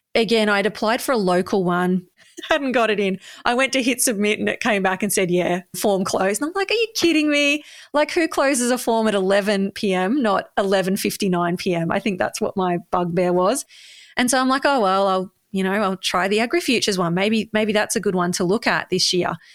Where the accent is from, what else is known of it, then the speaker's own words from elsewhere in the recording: Bendigo, Victoria, Australia; You know, I've grown up here.